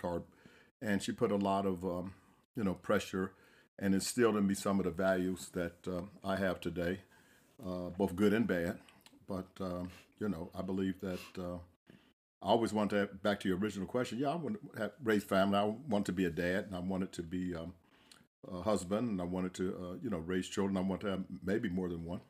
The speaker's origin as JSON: {"language": "English", "region": "Central Florida", "country": "United States", "said": "I am from Central Florida"}